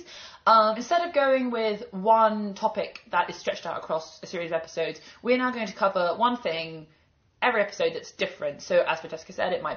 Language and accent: English; London, United Kingdom; also born or lived in Edinburgh; I'm from London